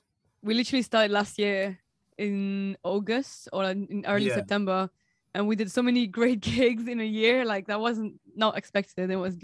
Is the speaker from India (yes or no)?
no; Provence-Alpes-Côte d'Azur, France; English is a second language; moved away as an adult; because I'm French and I was born in the High Alps, like in the mountains.